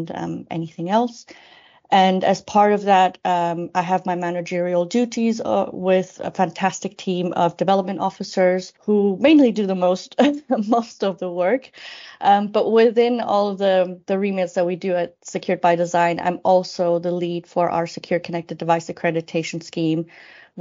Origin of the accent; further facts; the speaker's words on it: Switzerland; first language Spanish; English is a second language; moved away; also born or lived in Sydney, Australia; I am a Swiss national with a multicultural background